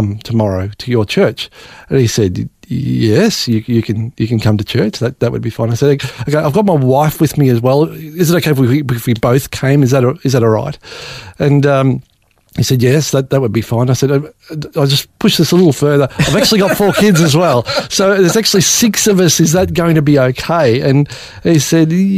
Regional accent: Australia; growing up in Australia, theoretically a Christian country

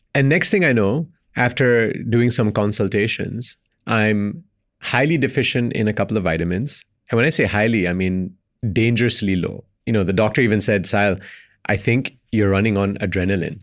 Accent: Belgium; moved away; Indian descent, born and raised in Belgium, lived in five countries across three continents

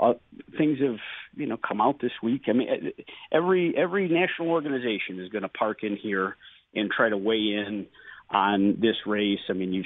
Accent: South Dayton, New York, United States; I grew up in the Southern Tier. Most of my family is in the Jamestown area. And I grew up in Cattaraugus County, where my mother still lives, in South Dayton. And, this is home for me.

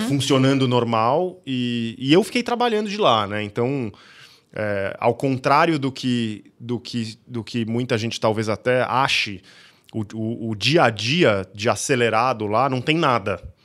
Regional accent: Campinas, São Paulo, Brazil; eu sou nascido em Campinas, cheguei lá, fiz faculdade aqui, era um pequeno caipira lá

